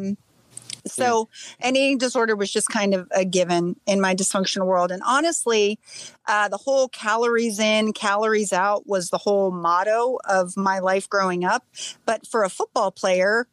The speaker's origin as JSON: {"language": "English", "town": "Salem", "region": "Ohio", "country": "United States", "tie": "born or raised there", "said": "I'm actually from Salem."}